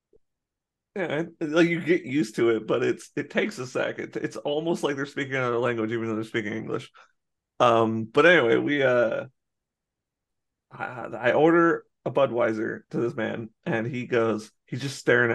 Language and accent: English; United States; I was born in America